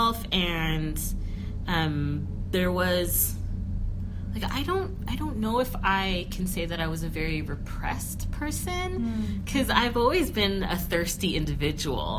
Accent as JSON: {"language": "English", "region": "Northern California", "country": "United States", "tie": "born or raised there", "said": "I grew up in Northern California, in the Vallejo, American Canyon, Napa area."}